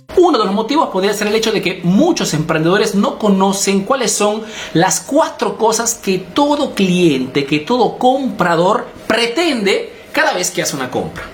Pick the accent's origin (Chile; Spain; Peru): Peru; now in Italy